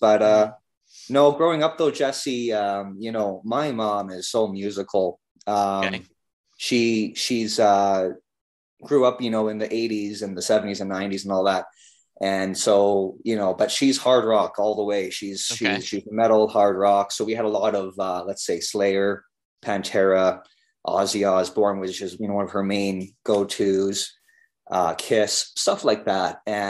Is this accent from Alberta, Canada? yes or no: yes; Alberta, Canada; I was born and brought up in the Canadian prairies that edge the mountains of British Columbia.